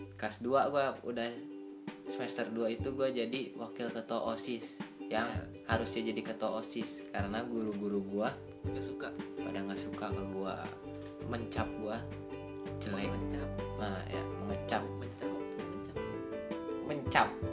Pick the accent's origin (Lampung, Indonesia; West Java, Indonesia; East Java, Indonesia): West Java, Indonesia; Bogor; gue dari kecil di Campea SD di Campea